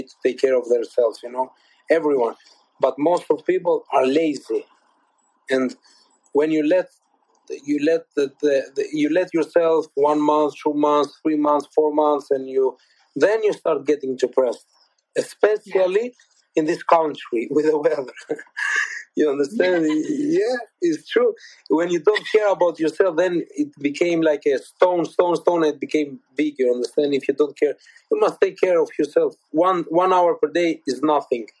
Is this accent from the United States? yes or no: no; Albania; English is a second language; moved away as an adult; now in United Kingdom; my home country in Albania